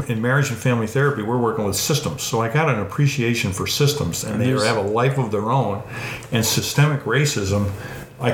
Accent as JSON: {"language": "English", "town": "Levittown", "region": "New York", "country": "United States", "tie": "born or raised there", "said": "So I'm growing up in Levittown where it was a potato field. Mr. Levitt built all these houses."}